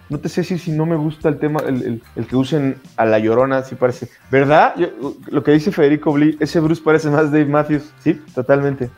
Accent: Mexico; uno como mexicano

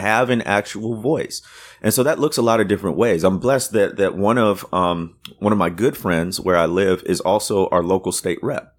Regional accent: Waukegan, Illinois, United States; moved away; also born or lived in Deep South; my town where I grew up, nobody knows it or hear, has heard of it, but it's where, um, uh, the, the author Ray Bradbury came from

